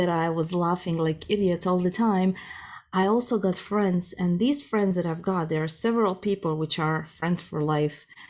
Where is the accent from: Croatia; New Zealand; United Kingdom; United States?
Croatia; first language Croatian; English is a second language; moved away as an adult; now in Germany; Croatian is my mother tongue